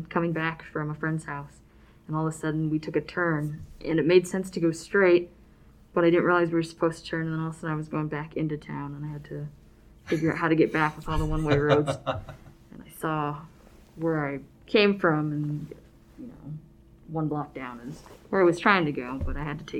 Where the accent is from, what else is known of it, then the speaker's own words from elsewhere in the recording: Alaska, United States; moved away; I'm from Alaska, and we would drive the Alcan and come down to the lower 48.